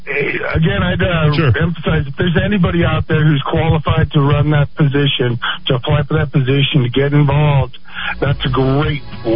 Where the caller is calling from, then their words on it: Rio Rancho, New Mexico, United States; I'm from Rio Rancho, Flash, Albuquerque, both.